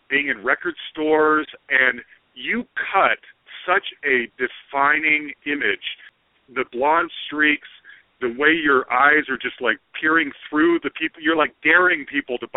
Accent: Utah, United States; I'm from Utah, where there's not a lot of black guys in Utah.

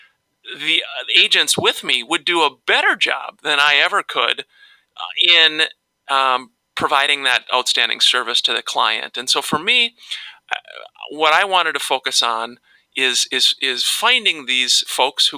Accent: Minneapolis–Saint Paul, Minnesota, United States; I grew up here in the Twin Cities

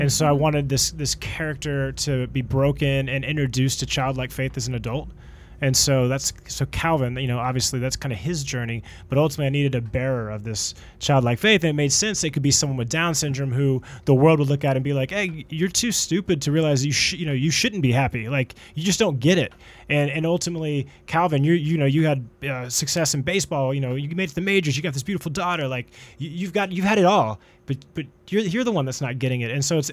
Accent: Dallas, Texas, United States; I am from Dallas

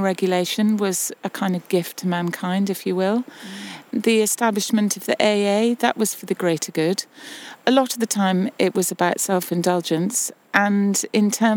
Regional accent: Scotland, United Kingdom; moved away as an adult; now in Cumbria, United Kingdom; I was brought up in Scotland, and I remember coming here

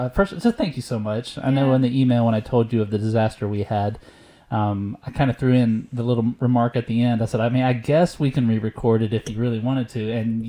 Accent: Texas, United States; also born or lived in Steubenville, Ohio; I was born in Steubenville, but I moved away at a young age. I actually grew up in Texas

